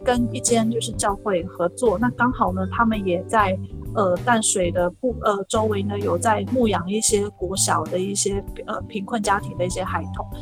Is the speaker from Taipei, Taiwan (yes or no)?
no; Kaohsiung, Taiwan; moved away; 最后一站是在高雄的桃园，就是两年后OK。才回到我的家乡